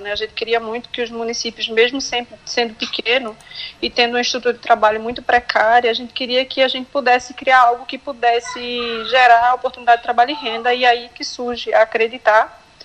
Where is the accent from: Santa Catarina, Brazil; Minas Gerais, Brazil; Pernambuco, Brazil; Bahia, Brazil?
Pernambuco, Brazil; Glória do Goitá; eu sou de Glória do Goitá, que fica no interior de Pernambuco, Zona da Mata. Eu sou formada em administração de empresas, mas eu nasci aqui na área rural, né, é, de Glória do Goitá